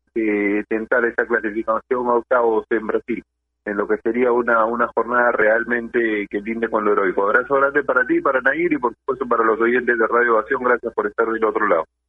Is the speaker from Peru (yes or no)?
yes; Peru; como peruanos